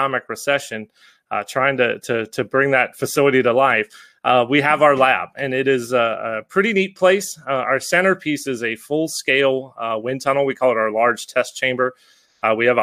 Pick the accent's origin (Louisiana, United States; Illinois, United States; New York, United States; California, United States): Louisiana, United States; Baton Rouge; moved away; I grew up in South Louisiana